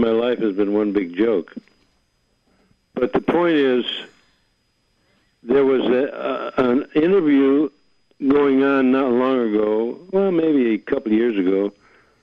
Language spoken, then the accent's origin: English; Hartford, Connecticut, United States; also born or lived in Holyoke, Massachusetts; I was a kid living in Hartford, Connecticut, with my parents. When I was about 7 or 8 years old, we moved to Hartford from Holyoke, Mass.